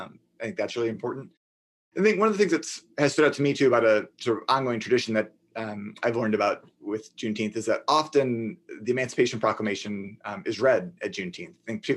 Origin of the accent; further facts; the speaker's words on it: Minneapolis, Minnesota, United States; So I'm from Minneapolis, Minnesota.